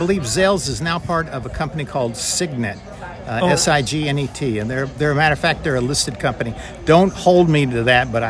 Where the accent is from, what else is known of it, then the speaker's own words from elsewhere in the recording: Charleston, West Virginia, United States; I was born in Charleston, West Virginia.